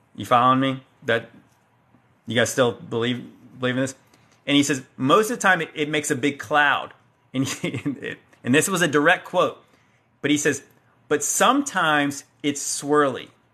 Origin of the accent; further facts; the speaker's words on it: Hampton Roads, Virginia, United States; I'm from the Hampton Roads area. I live around here.